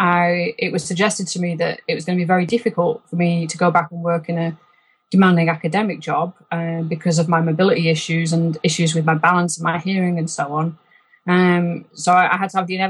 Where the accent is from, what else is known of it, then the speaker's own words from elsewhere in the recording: Rochdale, North West England, United Kingdom; accent: Lancashire accent tinged by Yorkshire overtones; moved away as an adult; also born or lived in Yorkshire / Edinburgh / Scotland; now in Loch Lomond, Scotland; I grew up in Rochdale